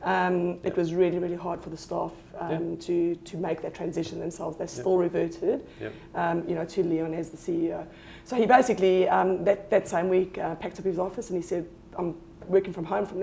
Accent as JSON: {"language": "English", "country": "South Africa", "tie": "born or raised there", "moved": "as an adult", "lives_now": "South Australia, Australia", "said": "born and bred in South Africa, moved to Australia in 2006"}